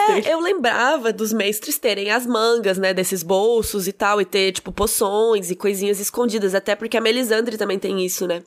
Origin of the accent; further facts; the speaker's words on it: Cuiabá, Mato Grosso, Brazil; eu sou cuiabana